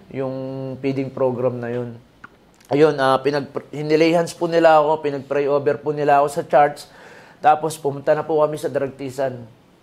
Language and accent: Tagalog; Pampanga, Philippines; moved away; also born or lived in Antipolo; kapampangan ako